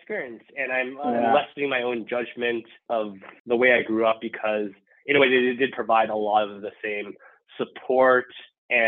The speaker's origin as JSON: {"language": "English", "town": "Irvine", "region": "California", "country": "United States", "tie": "born or raised there", "said": "Irvine, my hometown"}